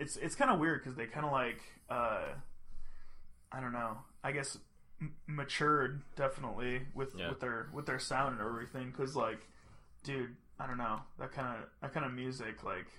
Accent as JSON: {"language": "English", "region": "Alaska", "country": "United States", "said": "Because we're from Alaska."}